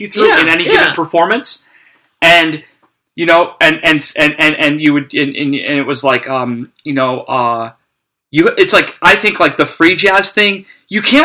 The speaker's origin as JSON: {"language": "English", "town": "Cleveland", "region": "Ohio", "country": "United States", "tie": "born or raised there", "moved": "yes", "lives_now": "New Orleans, United States", "said": "I grew up in Cleveland"}